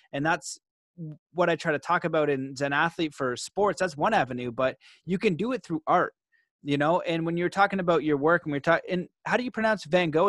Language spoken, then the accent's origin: English; Canada; where I grew up in Canada is pretty soft.